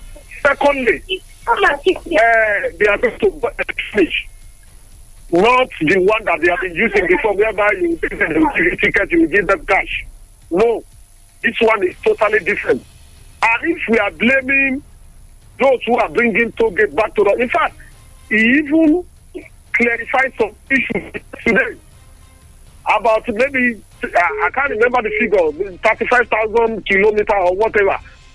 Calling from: Sungo, Nigeria; I'm calling from Sungo.

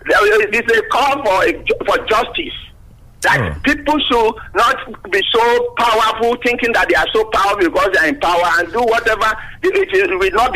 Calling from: Yaba, Lagos, Nigeria; Engineer … from Yaba.

